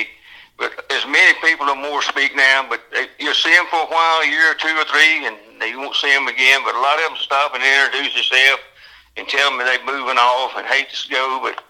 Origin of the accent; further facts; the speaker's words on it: Charlotte area, North Carolina, United States; when I was young, I knew everybody from, well, Catawba River was there then, and 77 wasn't there, and Highway 21 wasn't there